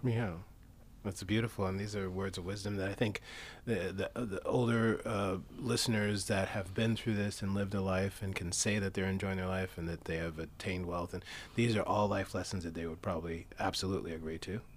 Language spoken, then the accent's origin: English; New York City, New York, United States; sports I played growing up in Flushing, Queens, New York was handball.